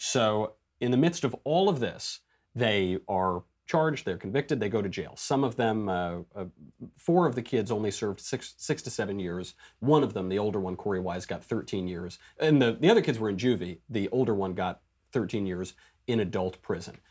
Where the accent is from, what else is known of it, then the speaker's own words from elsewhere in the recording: New York, United States; I'm a New Yorker.